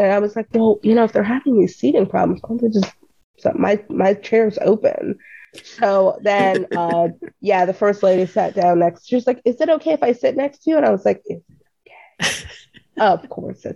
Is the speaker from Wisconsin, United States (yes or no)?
no; Columbia, Maryland, United States; I'm from Columbia, Maryland, in the middle of DC and Baltimore